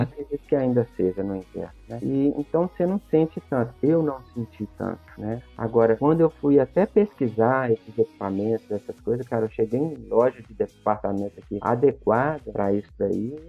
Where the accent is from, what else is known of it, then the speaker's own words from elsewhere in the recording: Brazil; also born or lived in Buenos Aires; now in Belo Horizonte, Brazil; eu, como brasileiro